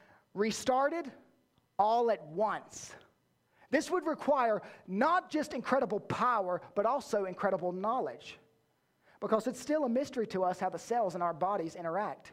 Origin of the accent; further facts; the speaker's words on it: the South, United States; I was born in the South